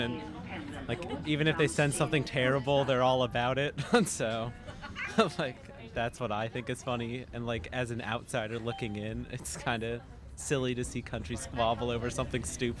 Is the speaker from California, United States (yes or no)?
no; Alaska, United States; I'm from Alaska.